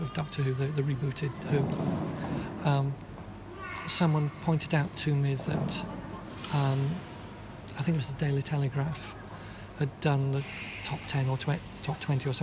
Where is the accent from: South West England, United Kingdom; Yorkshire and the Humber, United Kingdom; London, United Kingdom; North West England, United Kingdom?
Yorkshire and the Humber, United Kingdom; I come from Yorkshire